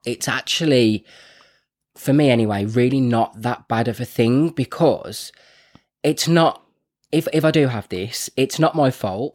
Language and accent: English; Birmingham, West Midlands, United Kingdom; also born or lived in Wolverhampton; I'm from Birmingham, so I say things like Grant and Bath and Path